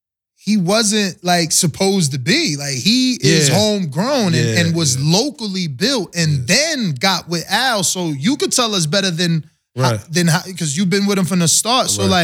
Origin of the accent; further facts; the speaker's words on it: East Coast, United States; I'm from the East Coast.